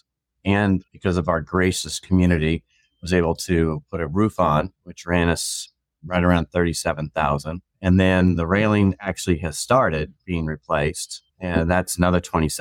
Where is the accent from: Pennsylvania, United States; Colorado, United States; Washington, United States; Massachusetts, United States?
Washington, United States; Seattle; also born or lived in Mukilteo, Washington; I grew up in Fauntleroy